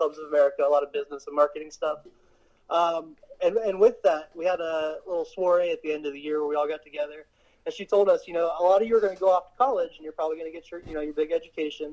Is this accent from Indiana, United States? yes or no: no; Camden County, Georgia, United States; also born or lived in Washington, D.C.; I grew up in Camden County.